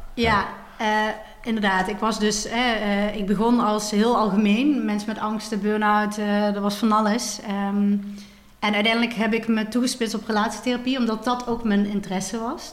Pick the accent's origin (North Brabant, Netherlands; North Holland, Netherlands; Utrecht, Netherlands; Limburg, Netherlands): Limburg, Netherlands; Maastricht; moved away as an adult; now in Amsterdam, Netherlands; oorspronkelijk ben ik ben geboren in Maastricht en daar ben ik ook opgegroeid.